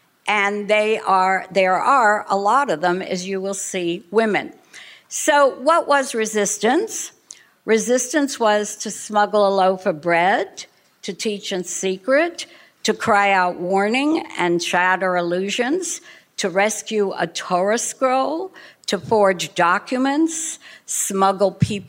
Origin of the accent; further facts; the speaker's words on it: Miami Beach, Florida, United States; We are from Miami Beach, Florida, originally from Košice, Czechoslovakia.